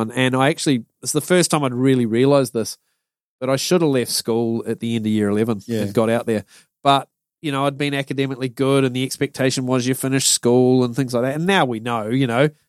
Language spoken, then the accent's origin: English; Wellington, New Zealand; also born or lived in Blenheim, New Zealand; Wellington's sort of where I call my hometown